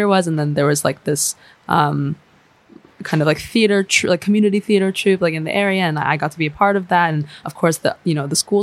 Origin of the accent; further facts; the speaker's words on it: Bay Area, California, United States; also born or lived in Chicago, United States; And then moved to California. And that's where I lived and grew up. So I lived in the Bay Area